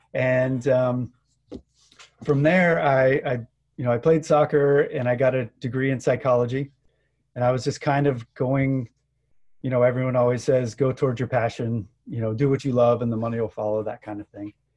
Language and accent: English; Gainesville, Florida, United States; moved away; also born or lived in South Carolina; I grew up in Gainesville, Florida